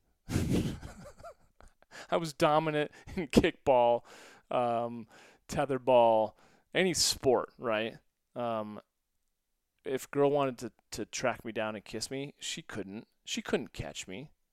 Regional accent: St. Louis, Missouri, United States; also born or lived in Westport, Connecticut; we moved from Westport, Connecticut to Saint Louis

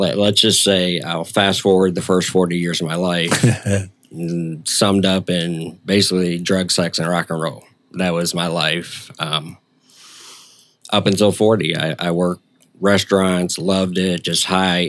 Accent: Detroit, Michigan, United States; also born or lived in Canada

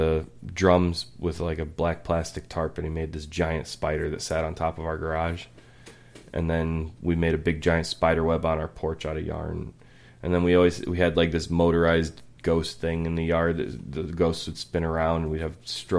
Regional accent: Lowell, Massachusetts, United States; Like, the house I grew up in Lowell was, in our neighborhood, always considered, like, the Halloween house, because we always decorated real big.

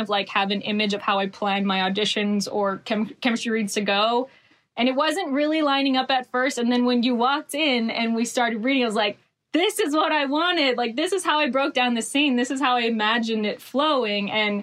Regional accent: Hawaii, United States; I grew up in Hawaii

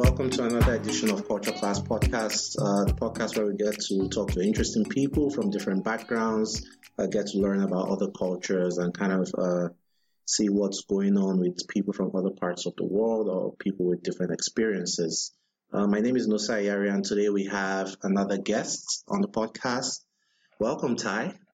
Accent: Nigeria; I'm Nigerian

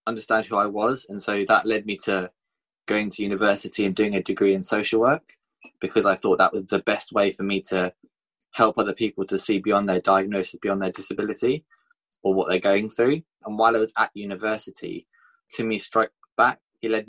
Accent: Bournemouth, South West England, United Kingdom; my hometown in Bournemouth

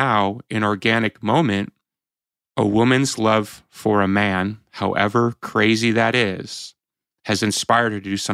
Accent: United States; as an American

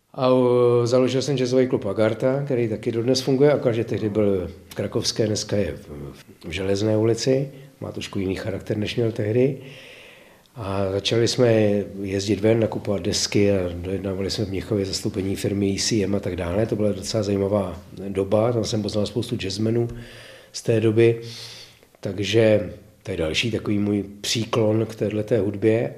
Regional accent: Prague, Czechia; also born or lived in České Budějovice; vedle Prahy, kde jsem se narodil a žil jsem tam, nebo žiju tam v podstatě dodnes částečně, a že jsem tam plných 60 let jako naplno

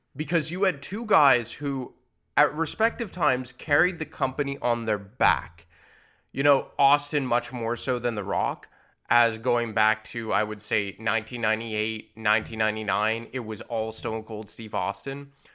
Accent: Montreal, Quebec, Canada; it was in Montreal, my hometown

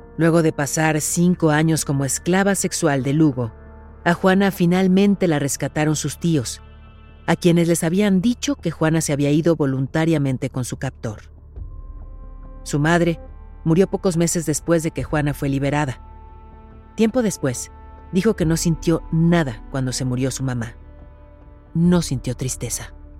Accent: Mexico; mi país

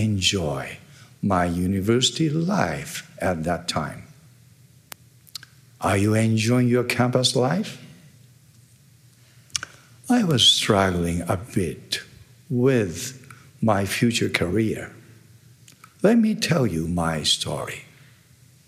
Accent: Tokyo, Japan; first language Japanese; English is a second language; I'm originally from Japan. It means I can speak a perfect Japanese

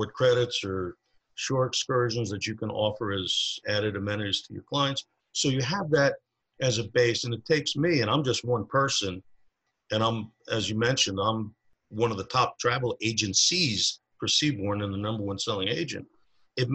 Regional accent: New Jersey, United States; now in Truckee, United States; originally I'm from New Jersey

